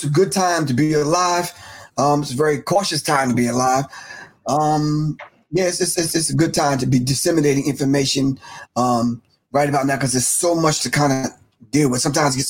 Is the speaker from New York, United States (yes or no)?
yes; Long Island, New York, United States; I tell people I'm from the island. They're like, what island? I say Long Island.